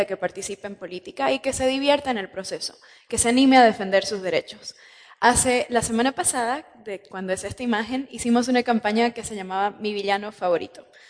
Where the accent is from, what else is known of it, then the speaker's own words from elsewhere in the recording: Sucre, Chuquisaca, Bolivia; Sucre, la capital de Bolivia, donde yo nací